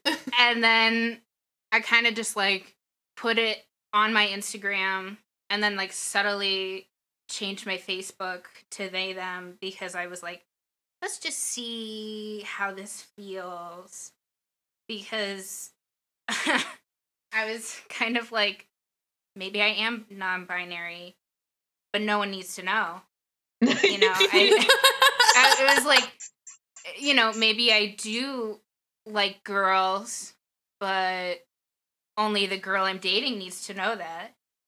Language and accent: English; Florida, United States; because I came from Florida, so I think that's probably all that you need.